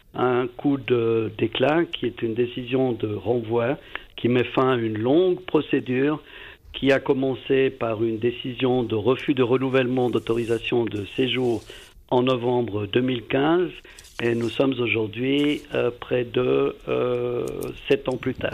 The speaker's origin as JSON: {"language": "French", "region": "Valais", "country": "Switzerland", "said": "je suis valaisan d'origine"}